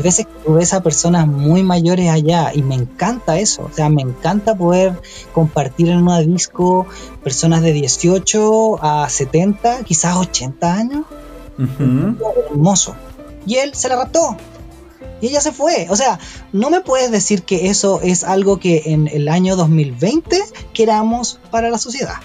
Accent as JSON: {"language": "Spanish", "country": "Chile", "said": "soy más chileno de lo que creía"}